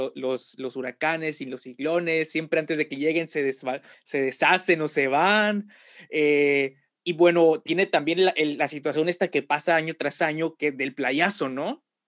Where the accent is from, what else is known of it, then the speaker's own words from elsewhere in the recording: Tampico, Tamaulipas, Mexico; soy de Tampico